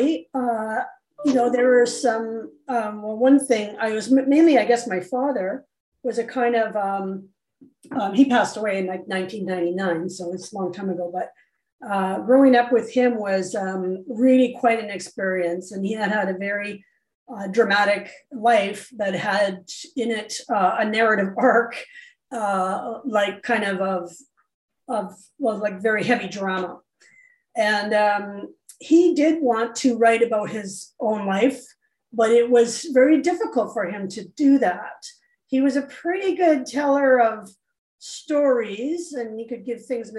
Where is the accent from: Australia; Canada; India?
Canada; we're Canadian now